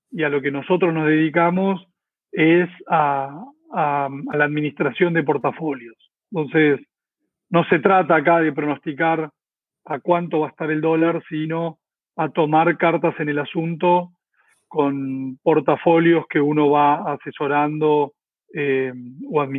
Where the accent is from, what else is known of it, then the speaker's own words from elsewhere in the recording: Córdoba, Argentina; moved away as an adult; now in Buenos Aires, Argentina; eh, por eso me vine de Córdoba a Buenos Aires, eh, porque quería trabajar en, la bolsa